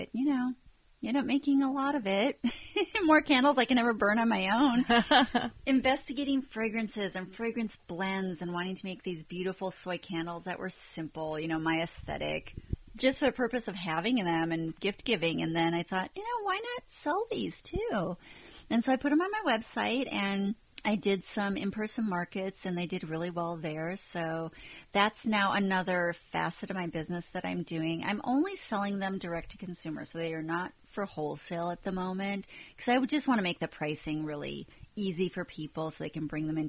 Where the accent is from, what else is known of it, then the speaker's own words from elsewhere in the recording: Minnesota, United States; moved away; I'm from Minnesota originally